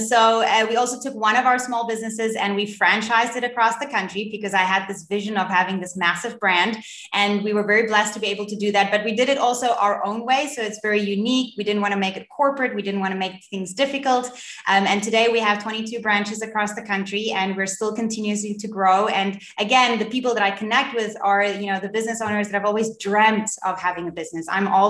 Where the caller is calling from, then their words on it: Cape Town, Western Cape, South Africa; I'm in Cape Town in South Africa.